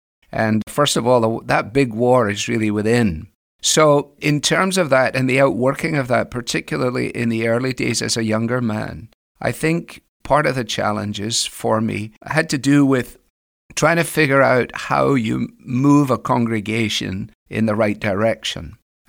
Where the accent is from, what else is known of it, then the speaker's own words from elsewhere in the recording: Scotland, United Kingdom; moved away as an adult; now in United States; especially when I was here from Scotland in the 80s at the beginning